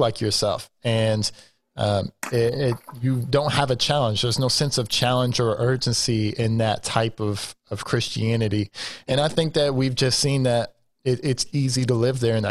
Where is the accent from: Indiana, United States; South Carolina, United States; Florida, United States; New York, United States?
Indiana, United States; Terre Haute; I was born and raised in Terre Haute